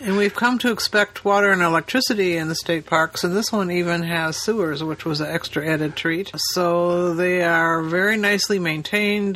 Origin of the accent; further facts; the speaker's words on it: Chicago, Illinois, United States; We're from Chicago.